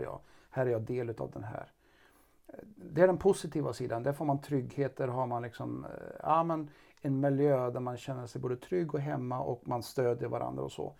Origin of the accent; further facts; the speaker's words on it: Karlstad, Värmland, Sweden; vi kommer båda från Karlstad